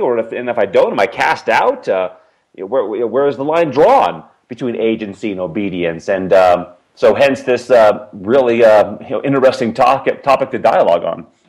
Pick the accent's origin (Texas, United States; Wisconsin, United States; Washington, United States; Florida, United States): Washington, United States; Seattle; moved away; also born or lived in Provo, Utah; I grew up in the Seattle, Washington area, and uh, my parents moved there when I was two years old